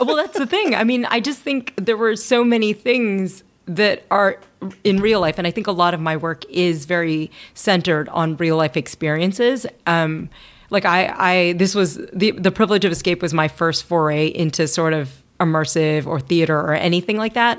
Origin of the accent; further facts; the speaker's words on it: Louisville, Kentucky, United States; moved away; I grew up in Louisville, Kentucky